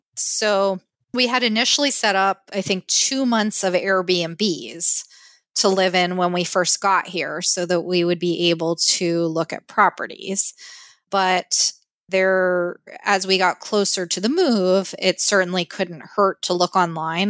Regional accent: Pennsylvania, United States; moved away as an adult; also born or lived in San Francisco Bay Area, California; now in Victoria, Canada; I grew up, as did my husband, in Pennsylvania

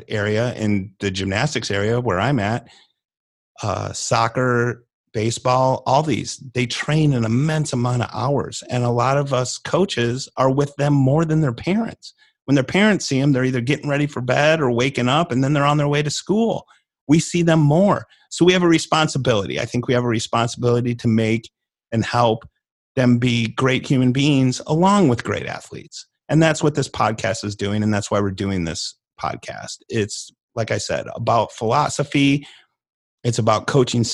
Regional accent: Illinois, United States; now in North Texas, United States; I am from Illinois, but I've been in North Texas here for off and on 25 years.

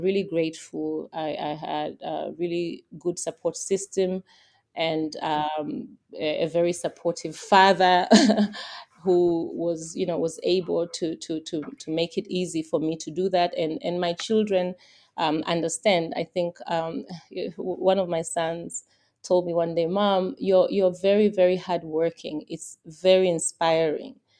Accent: Tanzania; I'm from Tanzania

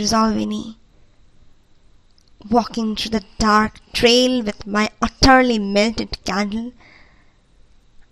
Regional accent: India; I'm from India

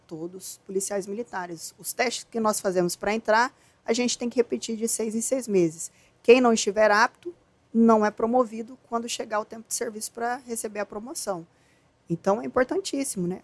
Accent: Campo Grande, Mato Grosso do Sul, Brazil; also born or lived in Presidente Venceslau, São Paulo / Ivinhema, Mato Grosso do Sul; Eu nasci em Presidente Venceslau, mas só nasci, né, aí morei até meus doze anos em Vinhema, que é uma cidade trezentos quilômetros de Campo Grande, e depois já fomos pra Campo Grande.

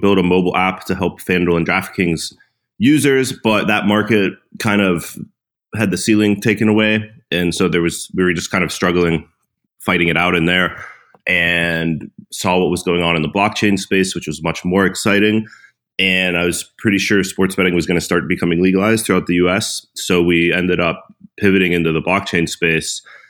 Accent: Pittsburgh, Pennsylvania, United States; I grew up in Pittsburgh, Pennsylvania

